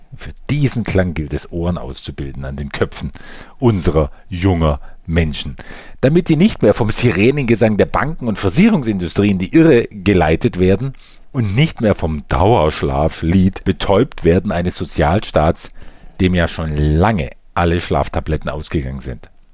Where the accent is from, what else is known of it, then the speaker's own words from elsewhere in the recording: Germany; bei uns in Deutschland